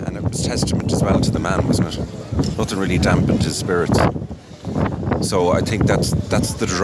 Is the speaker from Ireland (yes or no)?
yes; Limerick, Munster, Ireland; I'm from Limerick